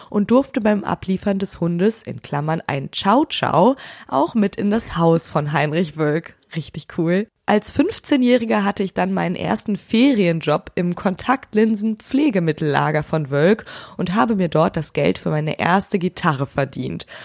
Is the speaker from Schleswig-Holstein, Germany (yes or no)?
yes; Schönkirchen, Schleswig-Holstein, Germany; Aufgewachsen bin ich in Schönkirchen bei Kiel